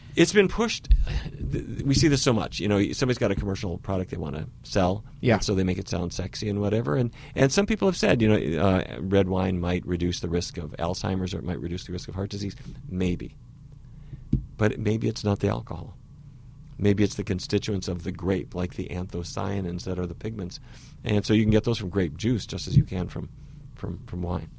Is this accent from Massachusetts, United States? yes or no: no; Fargo, North Dakota, United States; I grew up in Fargo, North Dakota